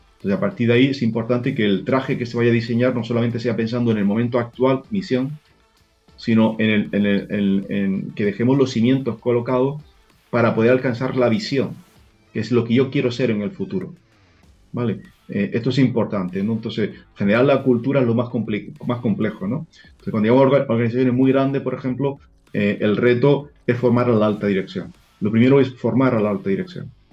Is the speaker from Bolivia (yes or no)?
no; Spain; nosotros tenemos la gran suerte en España